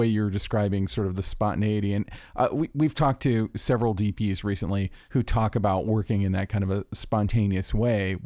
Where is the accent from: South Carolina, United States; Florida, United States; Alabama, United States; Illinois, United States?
Florida, United States; Orlando; I'm from Orlando, Florida.